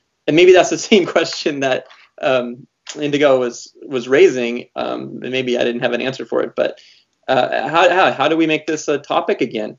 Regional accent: Montana, United States; growing up in Montana, I remember having a Soviet dissident come and talk to our class

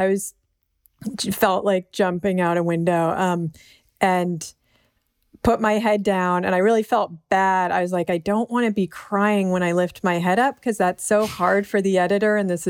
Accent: Berkeley, California, United States; that is partly the privilege of like growing up in Berkeley and like the heart of outsiderness

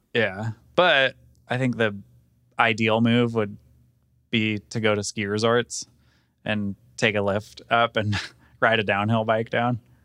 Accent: Sacramento, California, United States; now in Colorado, United States; I grew up in Sacramento, so I would go ride around, like, Tahoe and Auburn and those areas

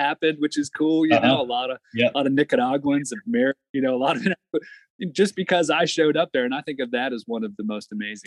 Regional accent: Maryland, United States; moved away as an adult; I'm from Maryland originally.

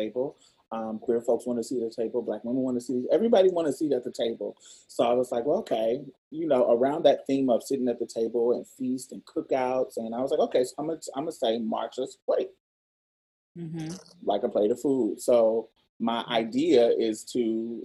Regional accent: Indianapolis, Indiana, United States; now in Houston, United States; I'm from Indianapolis, but all my folks is from Mississippi. I was raised by Southern Mississippi country-ass folks, Louisiana too.

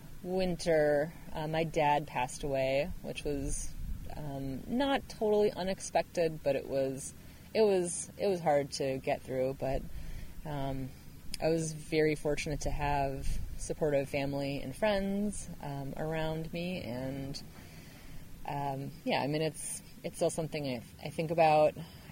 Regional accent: Minnesota, United States; also born or lived in Portland, Oregon / Ireland; now in Tigard, United States; Yep, I grew up in Minnesota.

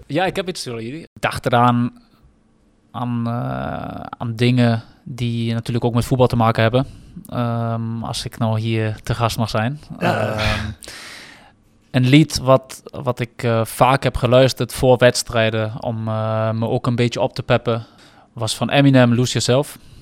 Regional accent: Germany; now in Netherlands; als Duitse jongen

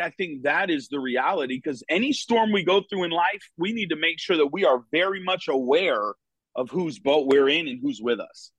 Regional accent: Connecticut, United States; moved away as an adult; now in Florida, United States; was born and raised in Connecticut.

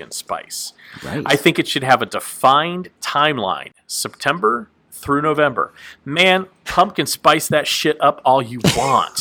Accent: Texas, United States; now in Nashville, United States; growing up in Texas, it was either hot or less hot

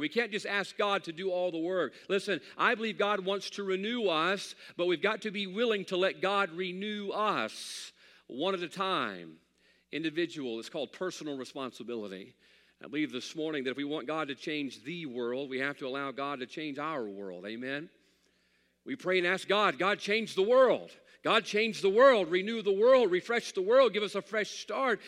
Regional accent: United States; I'm an American

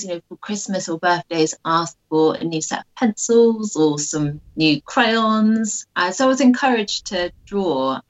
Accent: Royal Wootton Bassett, South West England, United Kingdom; now in Bristol, United Kingdom; I grew up in Royal Witham Bassett, which is a small town in Wiltshire.

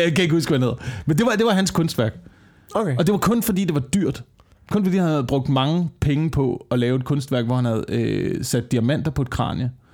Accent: West Jutland, Central Denmark Region, Denmark; ude på Vestjylland, ikke? Ja. der hvor jeg kommer fra.

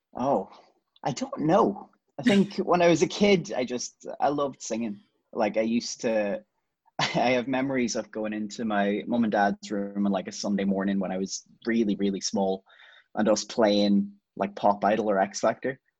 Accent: Ireland; as as Irish people

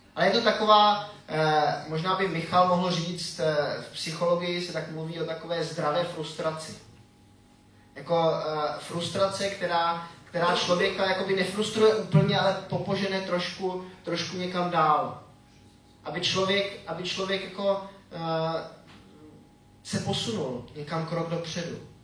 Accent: Czechia; also born or lived in Switzerland; jsem Čech

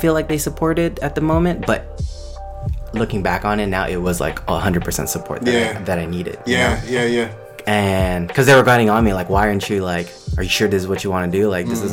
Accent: Cypress, California, United States; I'm originally from LA. Like, grew up out there in Cyprus. It's kind of near Long Beach

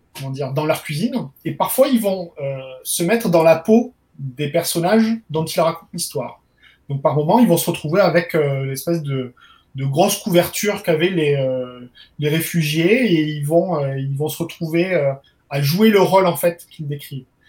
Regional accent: Perpignan, Occitania, France; d'où je viens, parce que je suis originaire de Perpignan

